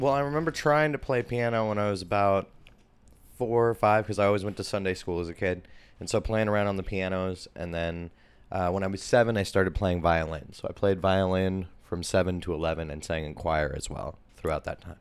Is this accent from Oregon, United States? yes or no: yes; Portland, Oregon, United States; I was born in the East Side in a hospital that's no longer here